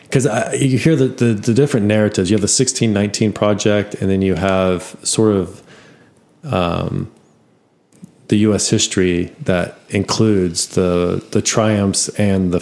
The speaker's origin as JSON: {"language": "English", "country": "United States", "said": "we are all from the United States. We're all Americans"}